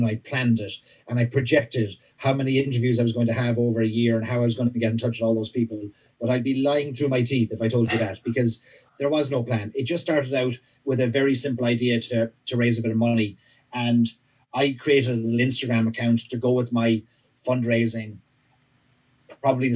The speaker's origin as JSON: {"language": "English", "area": "near Midleton, County Cork", "region": "Munster", "country": "Ireland", "tie": "born or raised there", "moved": "as an adult", "lives_now": "United States", "said": "I grew up near Middleton in County Cork"}